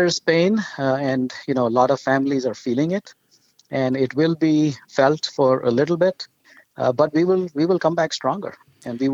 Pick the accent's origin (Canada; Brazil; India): India; moved away; my wife and I grew up in India